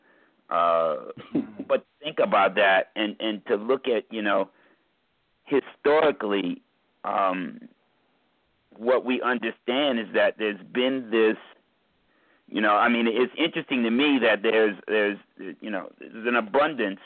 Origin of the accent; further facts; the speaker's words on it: United States; I wouldn't say I'm not American. It's where the fuck I'm born